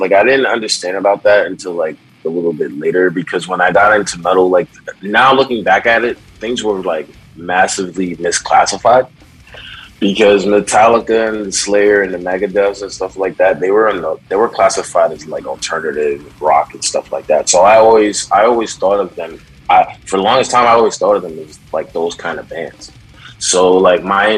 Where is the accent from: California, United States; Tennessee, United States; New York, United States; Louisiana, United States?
New York, United States; New York City; also born or lived in Brooklyn / Manhattan / Long Island; I was born in Brooklyn, but I was raised in Queens, so that's pretty much my background